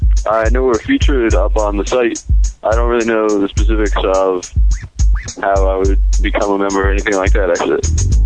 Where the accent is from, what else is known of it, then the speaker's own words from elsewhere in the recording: Springfield, Massachusetts, United States; I'm 21 years old, and I'm from Springfield, Massachusetts.